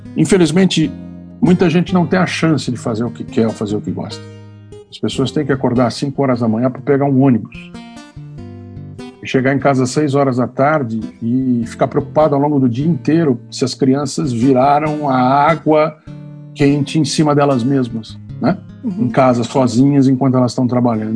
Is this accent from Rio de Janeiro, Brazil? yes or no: no; São Paulo, Brazil; eu nasci branco em São Paulo, homem, né? com plano de saúde pago, com leite na, na, na geladeira, né? com clube